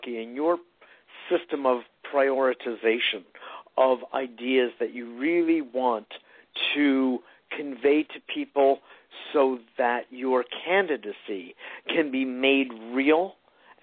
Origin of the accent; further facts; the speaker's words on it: New York, United States; I'm just a New Yorker